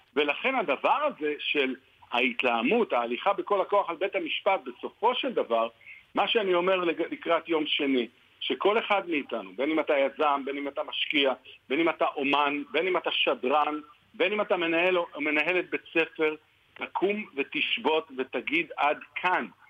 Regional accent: Jerusalem, Jerusalem District, Israel; אני ירושלמי

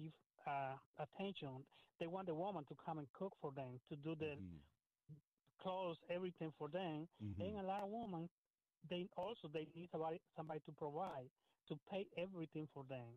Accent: El Salvador; now in United States; I'm from El Salvador, but I'm a citizen.

